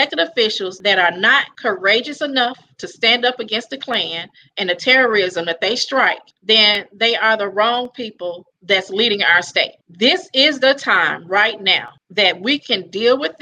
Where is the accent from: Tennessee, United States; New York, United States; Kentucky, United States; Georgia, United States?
Tennessee, United States; Memphis; Born and raised in Memphis, Tennessee.